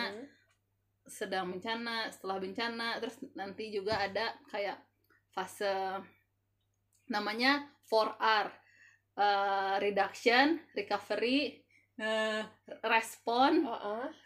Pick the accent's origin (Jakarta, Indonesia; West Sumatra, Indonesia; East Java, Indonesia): West Sumatra, Indonesia; Batu Sangkar; Aku asalnya itu dari Batu Sangkar kalau kamu